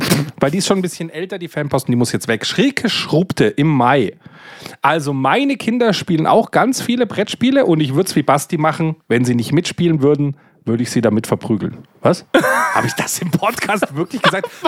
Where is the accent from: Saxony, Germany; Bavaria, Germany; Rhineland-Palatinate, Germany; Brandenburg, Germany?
Bavaria, Germany; ich komme hier aus Bayern. In Bayern trinkt man sehr gerne Weißbier-Mischgetränke, gerade im Sommer.